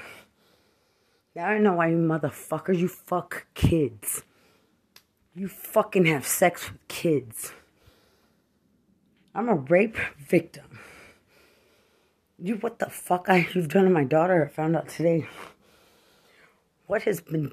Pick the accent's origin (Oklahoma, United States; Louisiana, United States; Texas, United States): Texas, United States; Lubbock; I'm from Lubbock.